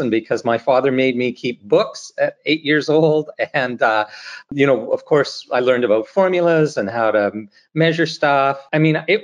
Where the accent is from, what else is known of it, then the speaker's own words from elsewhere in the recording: North Vancouver, British Columbia, Canada; I grew up in North Vancouver, so on the North Shore of Vancouver, British Columbia